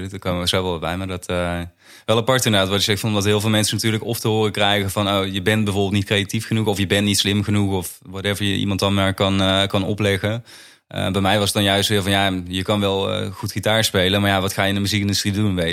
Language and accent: Dutch; Limburg, Netherlands; Tenminste, ik ben zelf ook in Limburg opgegroeid. Ik heb dat altijd als best wel veilig, rustig juist er